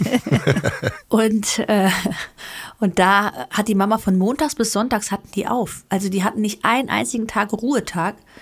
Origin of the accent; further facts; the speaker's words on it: Greece; now in Germany; ich komme ja aus dem südländischen Oh, ihr wisst, ich bin Griechin